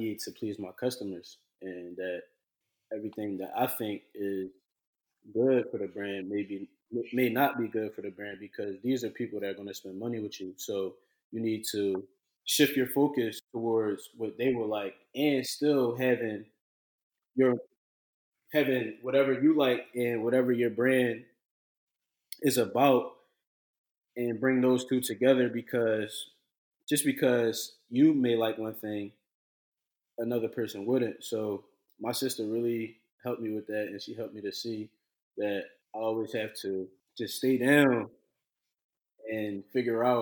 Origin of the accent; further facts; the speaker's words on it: Philadelphia, Pennsylvania, United States; I'm from Philly